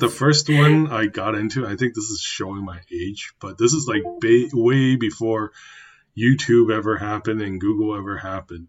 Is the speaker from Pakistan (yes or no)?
no; Canada; me being a canadian born taiwanese myself